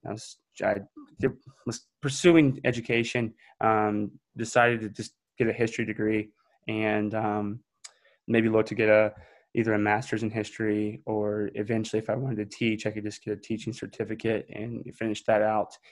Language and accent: English; just outside of Raleigh, North Carolina, United States; I grew up just outside of Raleigh, um, so in the Triangle area.